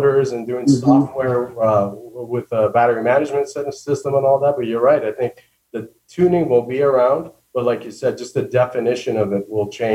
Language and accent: English; Southern California, United States; growing up in Southern California